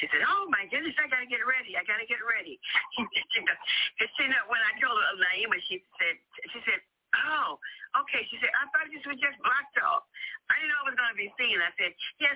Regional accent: New Orleans, Louisiana, United States; moved away; I went to New Orleans, and that's my hometown

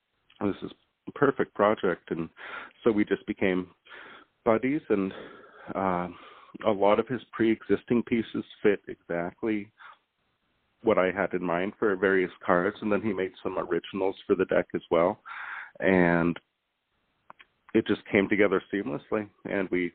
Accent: Montana, United States; moved away as an adult; now in Hawaii, United States; I live in Hawaii, and I was born and raised in Montana, but I've lived here for a couple of years

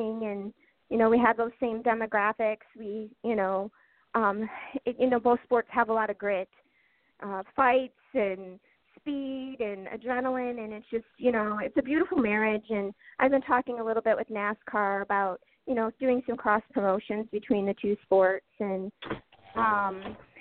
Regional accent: United States; me being American

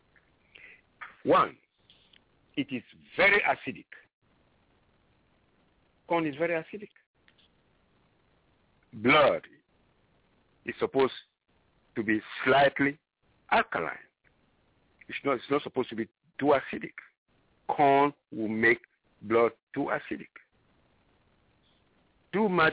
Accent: Ghana; moved away; I am originally from Ghana, West Africa, and corn is the is a staple food

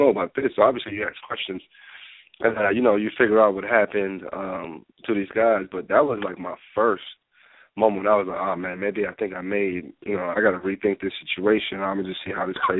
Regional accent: Nigeria; moved away; also born or lived in Boston; Growing up in my country, Nigeria

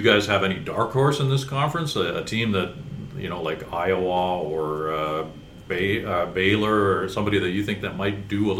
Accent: Canada; as a Canadian

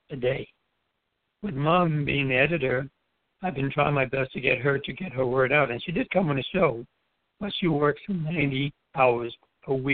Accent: U.S. Virgin Islands; grew up in the Virgin Islands. Basically, we say hello, good morning to everyone.

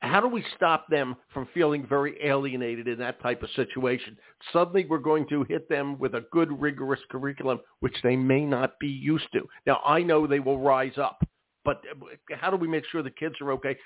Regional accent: Philadelphia, Pennsylvania, United States; I went to school in Philadelphia, and I went to Overbrook High School

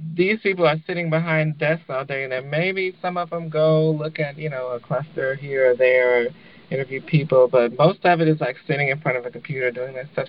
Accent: Louisville, Kentucky, United States; moved away as an adult; also born or lived in Lexington, Kentucky; now in Oakland, United States; I'm from Louisville, the home of the Kentucky Derby

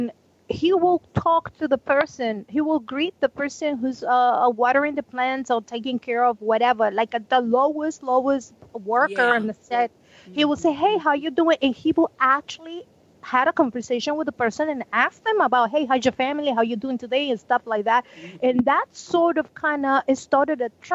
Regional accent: Panama; moved away; I'm from Panama

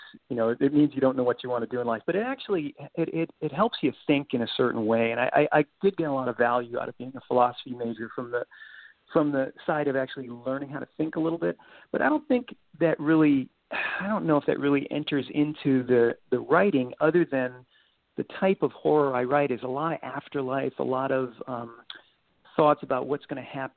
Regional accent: Cape Cod, Massachusetts, United States; moved away as an adult; now in Missouri, United States; I'm a transplanted New Englander who's really found a home out here in the Midwest. I grew up on Cape Cod and spent my first 35 years out there

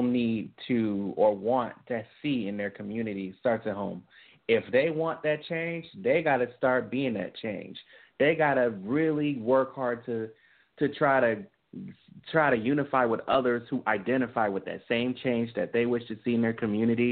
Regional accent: Tennessee, United States; I was born in Tennessee

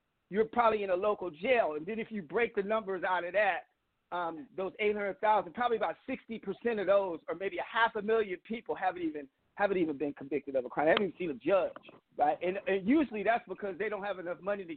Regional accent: Iowa, United States; now in Vermont, United States; my home state is Iowa

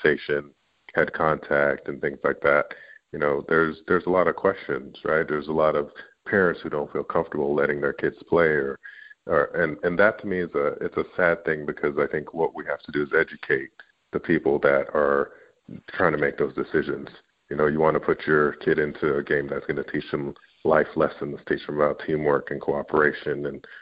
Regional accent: Canada; I'm Canadian

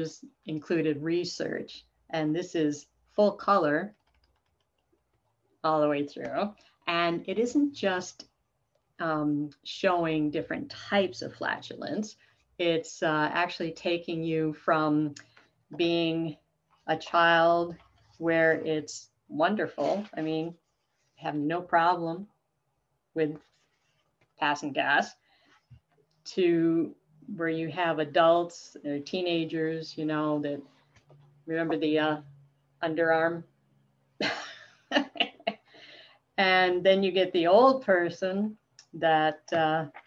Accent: New York, United States; I grew up in New York State with six brothers

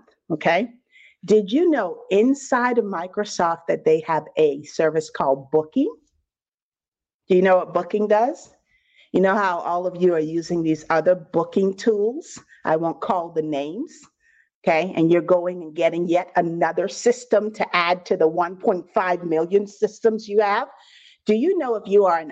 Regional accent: Bahamas; I'm originally from the Bahamas. I don't know if I have any Bahamians on the line, but 242 in the building.

